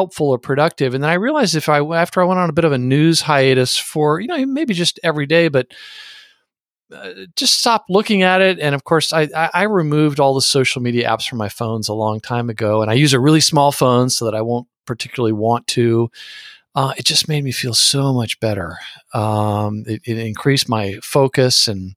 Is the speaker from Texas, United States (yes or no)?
yes; San Antonio, Texas, United States; growing up in San Antonio